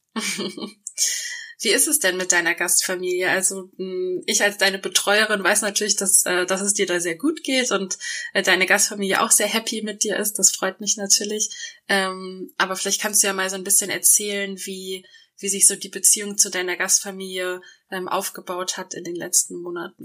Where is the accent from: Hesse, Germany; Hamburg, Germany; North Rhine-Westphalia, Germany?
Hamburg, Germany; Mich als Hamburgerin